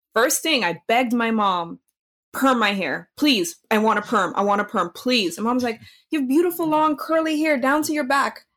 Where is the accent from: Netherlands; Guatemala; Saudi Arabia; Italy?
Netherlands; now in United States; growing up in Holland